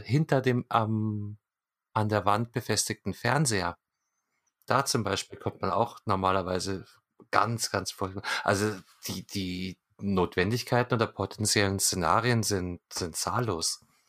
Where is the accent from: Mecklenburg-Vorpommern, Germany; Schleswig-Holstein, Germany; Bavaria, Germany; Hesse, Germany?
Bavaria, Germany; Munich; ich als, als Münchner mit äh, Direktzugang zum Marienplatz